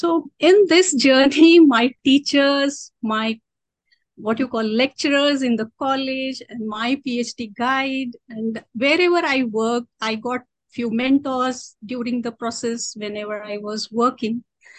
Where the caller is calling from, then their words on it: Latur, Maharashtra, India; I am currently located in Latur, Maharashtra.